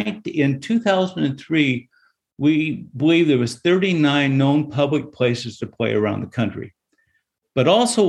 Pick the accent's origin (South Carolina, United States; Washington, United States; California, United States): Washington, United States; Seattle; Well, I'm from Seattle